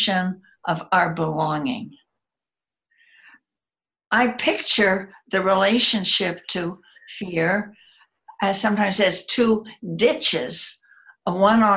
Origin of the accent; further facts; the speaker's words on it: United States; I'm American and live in the United States